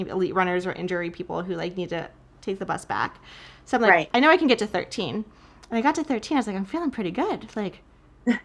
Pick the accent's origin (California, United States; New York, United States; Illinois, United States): Illinois, United States; Chicago; we all decided to do the Chicago Marathon together. And it was just like my hometown